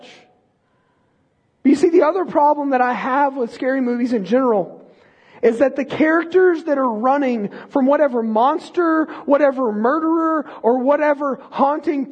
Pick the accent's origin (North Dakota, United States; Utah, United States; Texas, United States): Texas, United States; born or raised there